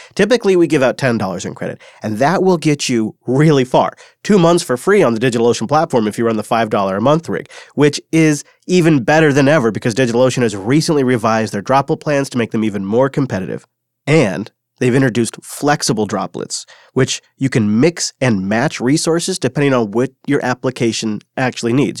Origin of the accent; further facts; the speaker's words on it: Washington, United States; In one small town in my home state, Washington, it's called Wenatchee